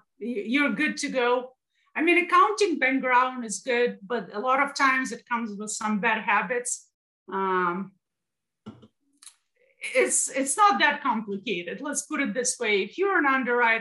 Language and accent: English; Russia; now in United States; I'm from Russia.